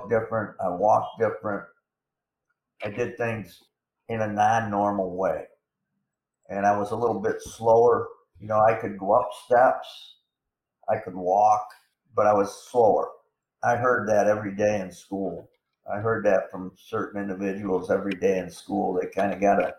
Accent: Corning, New York, United States; my hometown of Corning, New York

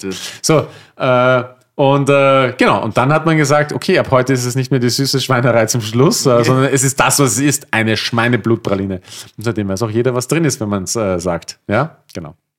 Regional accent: Austria; moved away; bei uns in Österreich

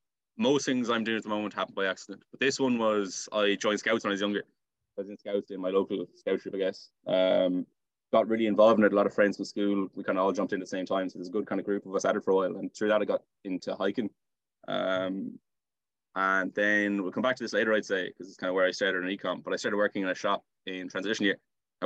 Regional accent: Salthill, Connacht, Ireland; So being beside the sea, being near town, our school was close to us. It's definitely a nice part of Galway. I think Galway's a nice part of Ireland as well.

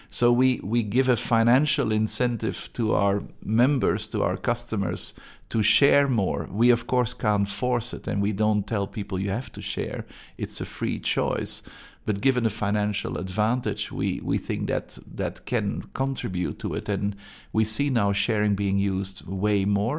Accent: Antwerp, Flanders, Belgium; English is a second language; moved away as an adult; now in Gothenburg, Sweden; I'm originally from Antwerp, Belgium

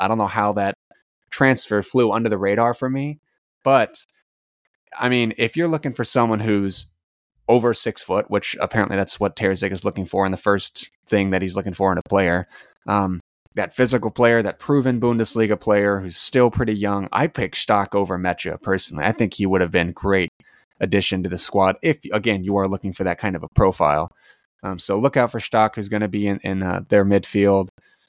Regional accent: United States; As an American fan

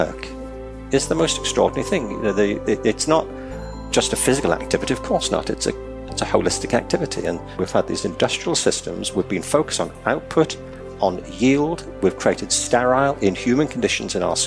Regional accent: Liverpool, North West England, United Kingdom; I'm from Liverpool in England. I went to school across the city centre from the Liverpool Institute

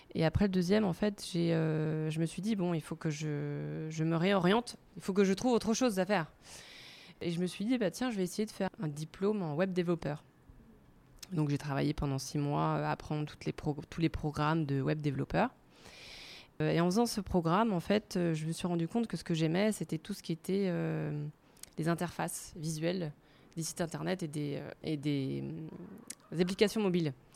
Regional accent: Paris, Île-de-France, France; moved away as an adult; now in Zurich, Switzerland; je suis parisienne. Je suis arrivée à Zurich il y a cinq ans en 2016

